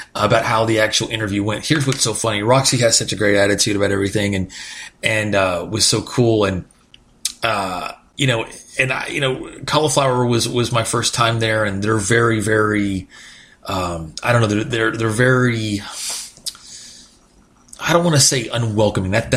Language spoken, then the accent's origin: English; Texas, United States; my limited Spanish growing up in Texas